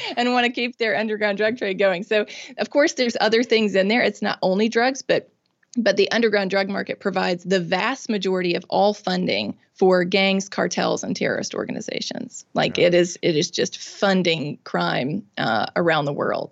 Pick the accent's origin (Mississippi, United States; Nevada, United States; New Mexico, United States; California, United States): Mississippi, United States; I'm born and raised in Mississippi. I've lived here my whole life.